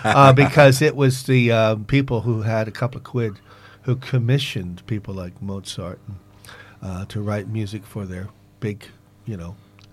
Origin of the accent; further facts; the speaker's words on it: Oregon, United States; also born or lived in New York City, United States; now in United Kingdom; I grew up in the West Coast, Oregon, but I lived in New York City.